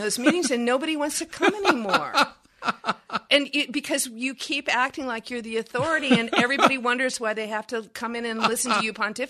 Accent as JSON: {"language": "English", "region": "Texas", "country": "United States", "said": "Here's the jargon I use. I'm from Texas. And my mama would say, misery loves company, honey."}